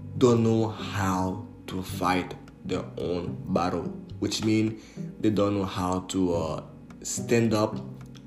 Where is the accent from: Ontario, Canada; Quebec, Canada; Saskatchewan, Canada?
Quebec, Canada; Montreal area; also born or lived in Port-au-Prince, Haiti / Laval / Repentigny / Mascouche; I was born and raised in Haiti, in Port-au-Prince. I came to Montreal, Canada at a really young age. I used to live in Laval. And over there in Laval, I was in a public elementary school